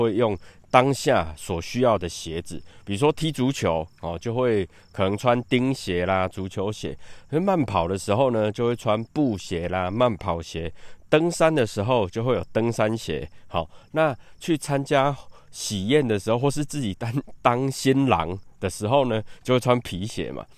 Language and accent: Chinese; Taiwan; 尤其是我们台湾人啊